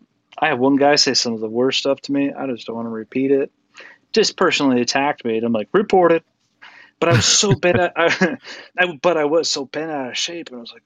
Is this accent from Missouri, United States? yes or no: no; Utah, United States; from Utah, but yeah.